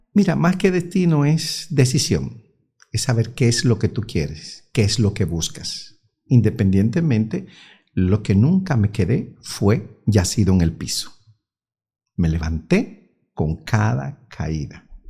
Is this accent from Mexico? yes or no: no; San Pedro de Macorís, Dominican Republic; also born or lived in Bayaguana; now in Santiago, Dominican Republic; Nosotros somos de San Pedro de Macorís